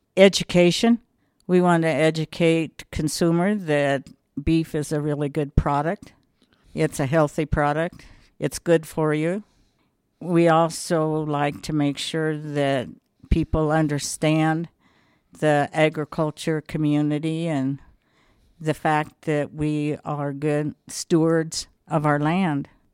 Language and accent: English; Wet Mountain Valley, Colorado, United States; also born or lived in Cañon City, Colorado; I was born in Canyon City just because that was the hospital